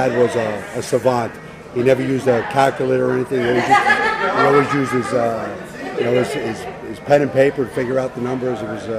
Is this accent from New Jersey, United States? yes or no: yes; West New York, New Jersey, United States; Grew up in West New York, New Jersey. I'm the oldest of four.